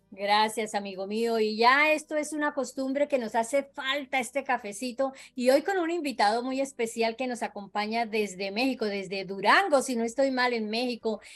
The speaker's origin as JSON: {"language": "Spanish", "country": "Colombia", "moved": "yes", "lives_now": "Florida, United States", "said": "colombiana 100% de corazón"}